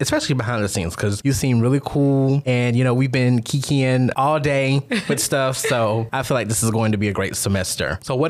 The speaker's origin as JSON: {"language": "English", "country": "United States", "moved": "as an adult", "lives_now": "Augusta, United States", "said": "I am from a very small country town over 2 hours away from Augusta."}